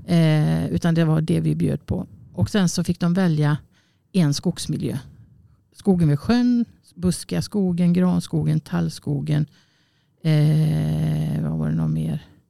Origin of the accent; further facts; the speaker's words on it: Borås, Västra Götaland, Sweden; moved away; also born or lived in Gothenburg / Kungälv; jag är från Borås och hamnade jag då i Göteborg